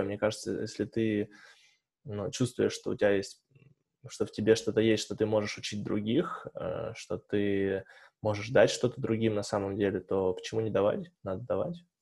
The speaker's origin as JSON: {"language": "Russian", "town": "Tobolsk", "region": "Tyumen Oblast", "country": "Russia", "moved": "yes", "lives_now": "Tyumen, Russia", "said": "я из Тобольска"}